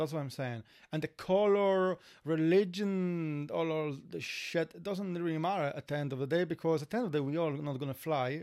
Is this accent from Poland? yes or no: yes; Poland; accent: Polish; English is a second language; moved away as an adult; now in Ireland; we are from Poland